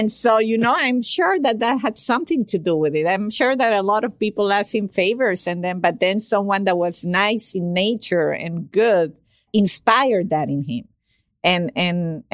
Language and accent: English; Venezuela; moved away as an adult; also born or lived in Caracas, Venezuela; now in Miami, United States; I came from Venezuela to Miami to do my undergraduate internship